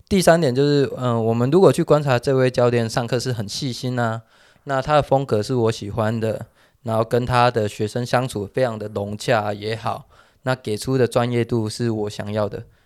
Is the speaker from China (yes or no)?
no; Taiwan; 我们台湾人